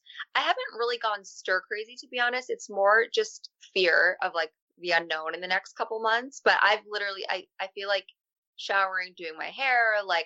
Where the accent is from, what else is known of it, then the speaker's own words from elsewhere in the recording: Albany, New York, United States; I was born in Albany, New York